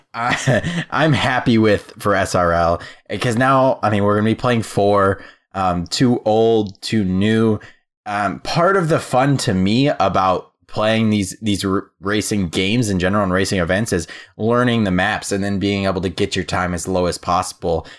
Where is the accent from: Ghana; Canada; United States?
United States; Midwest; I'm a Midwest boy.